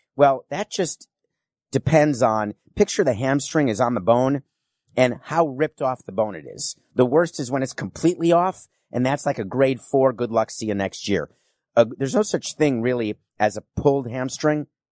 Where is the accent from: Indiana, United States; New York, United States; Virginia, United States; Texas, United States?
New York, United States; I'm a New Yorker